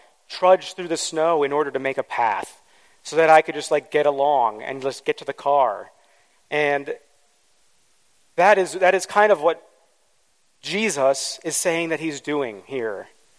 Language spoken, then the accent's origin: English; East Coast, United States; also born or lived in Midwest; I grew up on the East Coast and in the Midwest, where we had a lot of snow, something that's pretty foreign to most Southern California people.